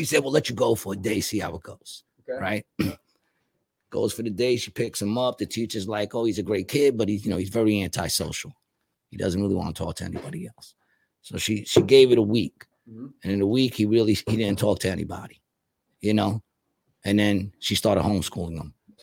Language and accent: English; Puerto Rico; I'm saying that as a Puerto Rican from the hood